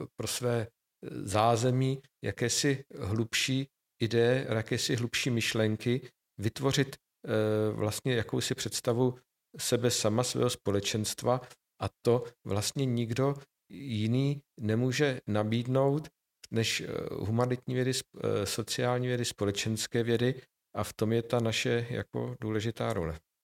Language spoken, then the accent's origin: Czech; Nové Město na Moravě, Vysočina Region, Czechia; moved away; also born or lived in Brno; já jsem člověk, který vyrostl spíše v malých poměrech, v malém městě, i když kulturním centru Vysočiny, já jsem z Nového města na Moravě